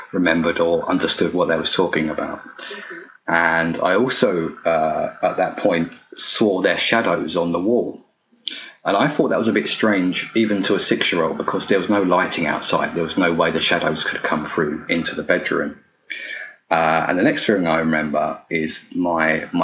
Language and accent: English; United Kingdom; being British